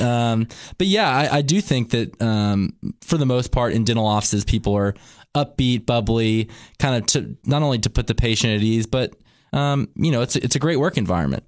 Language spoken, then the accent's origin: English; Cookeville, Tennessee, United States; also born or lived in Utah; I was born and raised here in Cookville, Cookville Regional Medical Center is where I made my entry